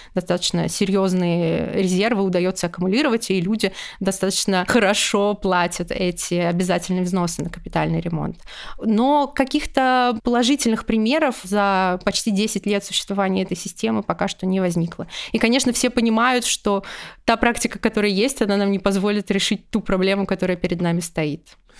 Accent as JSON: {"language": "Russian", "town": "Ufa", "region": "Bashkortostan", "country": "Russia", "tie": "born or raised there", "said": "в моем родном городе Уфа"}